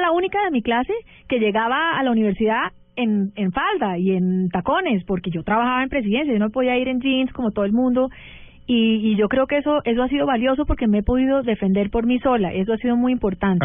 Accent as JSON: {"language": "Spanish", "country": "United States", "tie": "born or raised there", "said": "yo crecí en Estados Unidos, pero mi mamá era barranquillera"}